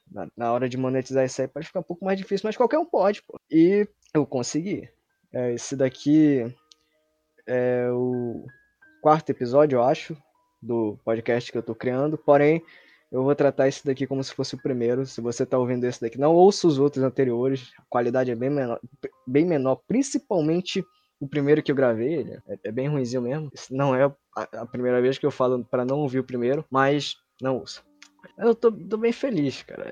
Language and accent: Portuguese; Manaus, Amazonas, Brazil; Eu nasci, cresci em Manaus